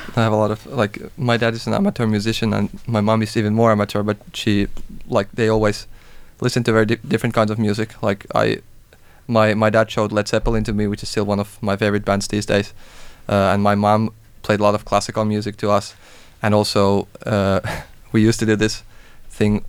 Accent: Finland; moved away as an adult; also born or lived in Denmark; now in Copenhagen, Denmark

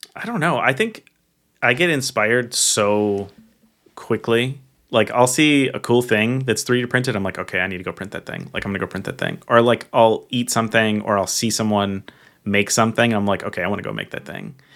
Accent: Minnesota, United States; growing up in Minnesota

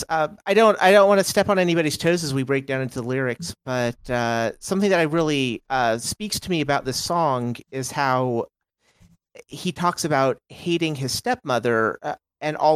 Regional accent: Texas, United States; I'm from Texas originally, ish, from all over.

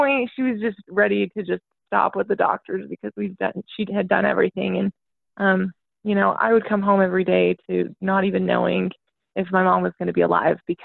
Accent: Utah, United States; I'm from Utah, so I grew up in like a really big family

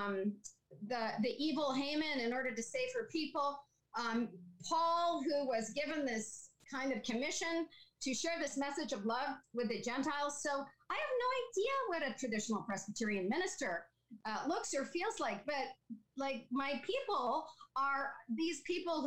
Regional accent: Saskatchewan, Canada; now in Picton, Canada; I grew up in Saskatchewan

